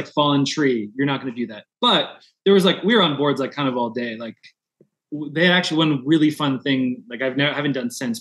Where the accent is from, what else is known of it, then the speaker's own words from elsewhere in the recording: Southern California, United States; now in Denver, United States; I'm from Southern California.